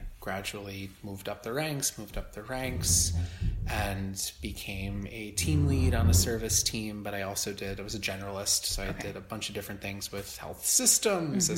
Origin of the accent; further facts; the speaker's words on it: just south of Albany, Hudson Valley, upstate New York, United States; moved away as an adult; also born or lived in Ithaca, New York; now in New York City, United States; I'm from the Hudson Valley in upstate originally, and I grew up just south of Albany